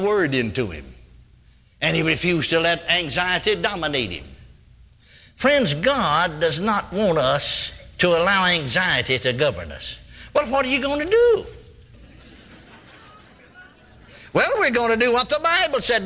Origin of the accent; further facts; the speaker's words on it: Texas, United States; I'm born and raised in Texas.